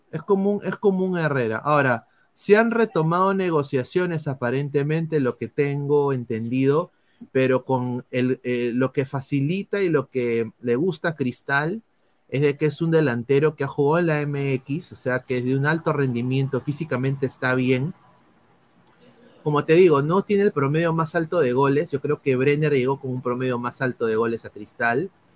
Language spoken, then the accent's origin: Spanish; Peru; yo soy peruano, no soy boliviano